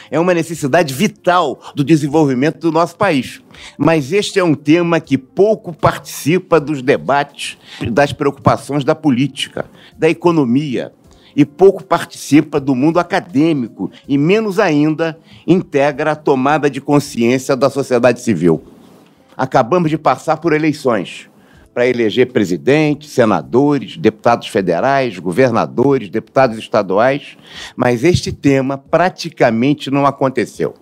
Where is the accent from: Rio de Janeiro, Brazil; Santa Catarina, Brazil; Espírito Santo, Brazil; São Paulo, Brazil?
Rio de Janeiro, Brazil; Sou da cidade do Rio